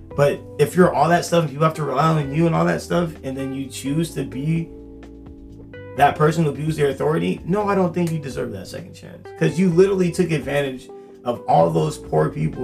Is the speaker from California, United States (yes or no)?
yes; Temecula, California, United States; growing up in Temecula, you can't jaywalk